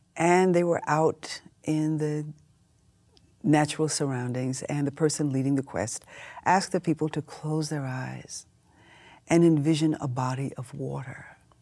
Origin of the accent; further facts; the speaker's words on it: Houston, Texas, United States; I grew up in Houston, Texas